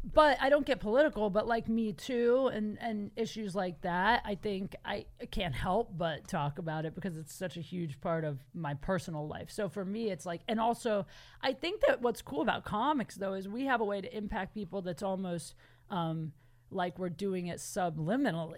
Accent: Canton, Ohio, United States; moved away as an adult; now in Los Angeles, United States; I'm from Canton, Ohio

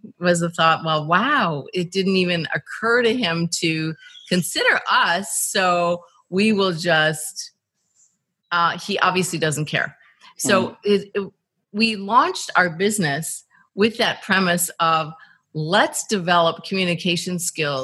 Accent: Midwest, United States; I grew up in the Midwest, pretty conservative

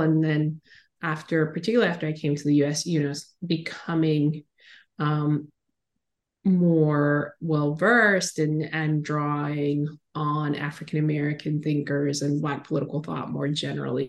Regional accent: Caribbean coast of Nicaragua, Nicaragua; I grew up on the Caribbean coast of Nicaragua

